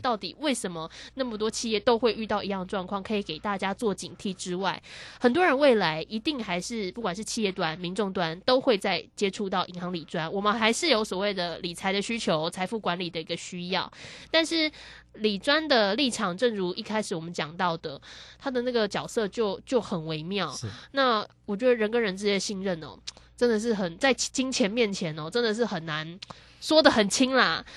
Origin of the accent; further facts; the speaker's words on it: Taiwan; 我们台湾人很爱买的那些